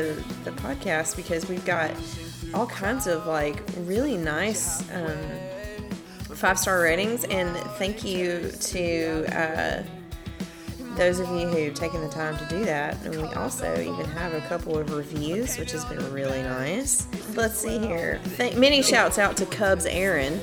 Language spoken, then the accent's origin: English; North Carolina, United States; growing up in North Carolina